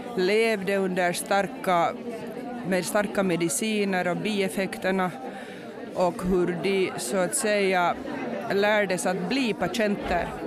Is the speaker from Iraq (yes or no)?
no; Finland; jag är socionom från Finland.